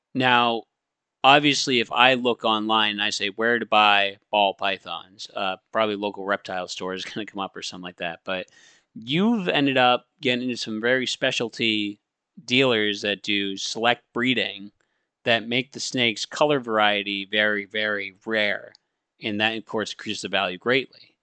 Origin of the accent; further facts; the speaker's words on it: Maine, United States; I come from Maine